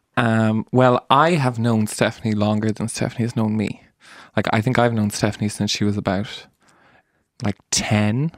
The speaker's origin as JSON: {"language": "English", "town": "Mallow", "region": "Munster", "country": "Ireland", "moved": "as an adult", "lives_now": "Dublin, Ireland", "said": "we're all from Mallow and from the country"}